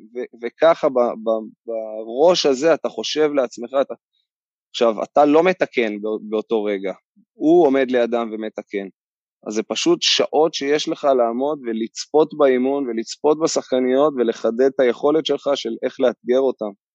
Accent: Kfar Saba, Central District, Israel; גדלתי בכפר סבא

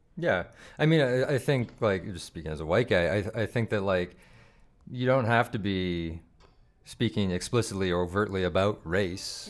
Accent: Calgary, Alberta, Canada; also born or lived in Regina; I live in Hawkwood. That's where I grew up.

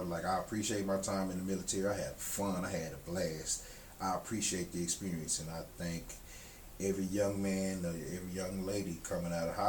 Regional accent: Dallas, Texas, United States; And I'm from Dallas, so cool.

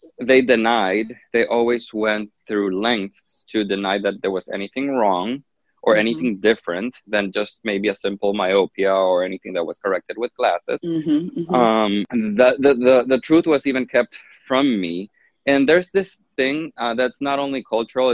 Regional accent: Honduras; now in Miami, United States; I was actually born and raised in Honduras, in Central America.

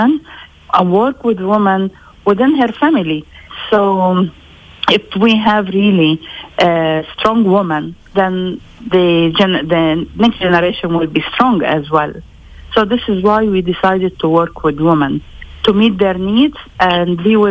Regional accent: Lebanon; Even if I was born in Lebanon, I'm still Palestinian. I'm a Palestinian refugee

